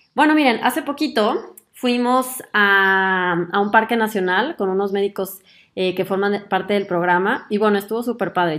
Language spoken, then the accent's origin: Spanish; Mexico; moved away as an adult; now in Germany; soy mexicana y además de aventurarme en el mundo de la medicina, también decidí mudarme a Alemania a hacer mi especialidad médica